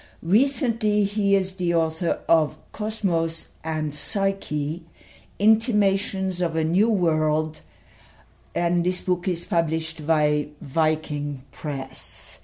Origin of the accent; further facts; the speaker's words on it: Paris, Île-de-France, France; moved away; I grew up in Paris and I went to school in France.